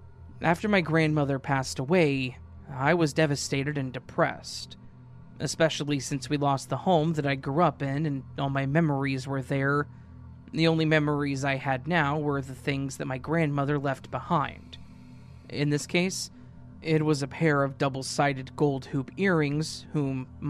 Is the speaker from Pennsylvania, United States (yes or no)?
no; Michigan, United States; At this time, I was finishing up my 12th grade year and an adult education that is located in my hometown, which is in Michigan.